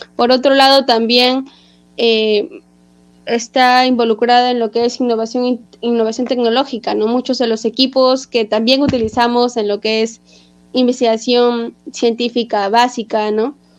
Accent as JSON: {"language": "Spanish", "town": "Trujillo", "region": "La Libertad", "country": "Peru", "moved": "yes", "lives_now": "Lima, Peru", "said": "Yo soy trujillana de corazón. Actualmente vivo en Lima"}